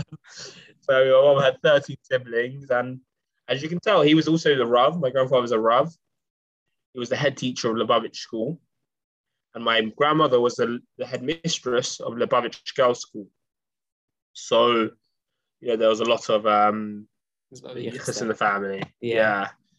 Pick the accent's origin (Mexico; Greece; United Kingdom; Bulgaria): United Kingdom; Essex, East of England; moved away; I'm in Chappelle's Yeshiva right now. Been here for a year. I'm from Essex.